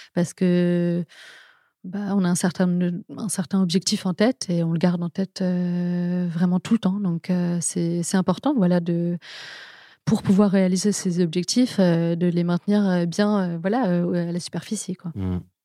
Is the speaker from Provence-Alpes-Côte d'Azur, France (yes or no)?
no; Paris, Île-de-France, France; also born or lived in England; J'ai toujours vécu à Paris, j'ai grandi à Paris, je suis née à Paris